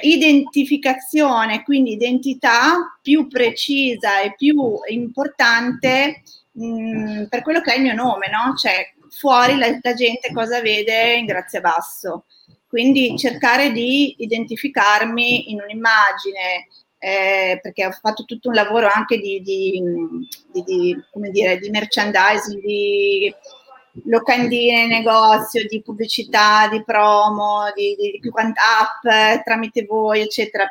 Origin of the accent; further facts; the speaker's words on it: Milan, Lombardy, Italy; io sono di Milano